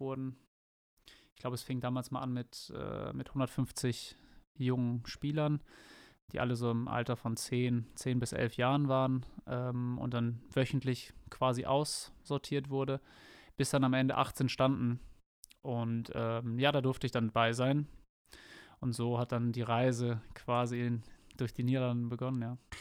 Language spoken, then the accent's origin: German; Bad Bentheim, Lower Saxony, Germany; also born or lived in Enschede, Netherlands; now in Sandhausen, Germany; mein Heimatort ist, wie gesagt, sehr nah äh, gelegen